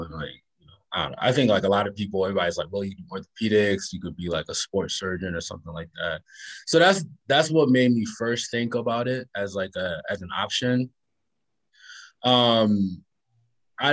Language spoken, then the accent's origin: English; Charlotte Amalie, U.S. Virgin Islands; moved away as an adult; also born or lived in Washington, D.C.; I grew up in St. Thomas in the Virgin Islands